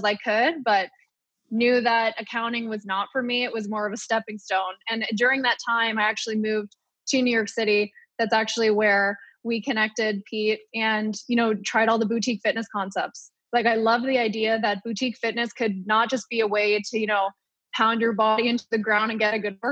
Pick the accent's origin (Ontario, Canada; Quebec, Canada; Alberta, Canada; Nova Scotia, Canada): Ontario, Canada; Ottawa; moved away as an adult; also born or lived in Purdue University, Indiana, United States; I was born in Ottawa, born and raised, competitive swimmer for 17 years